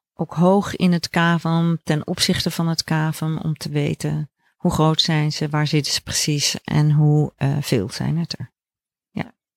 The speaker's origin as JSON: {"language": "Dutch", "town": "Leiden", "region": "South Holland", "country": "Netherlands", "tie": "born or raised there", "also_born_or_lived": "Groningen / Amsterdam / Veldhoven", "moved": "yes", "said": "ik ben geboren in Leiden"}